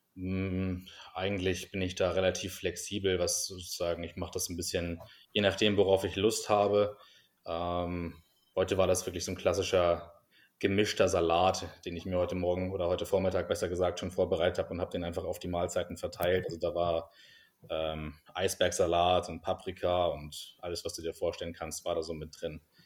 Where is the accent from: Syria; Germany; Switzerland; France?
Germany; Hamburg; moved away as an adult; also born or lived in United States; now in Vienna, Austria; ich komme ursprünglich aus Hamburg und ähm, bin vor etwa zehn Jahren nach Wien gezogen, um hier zu studieren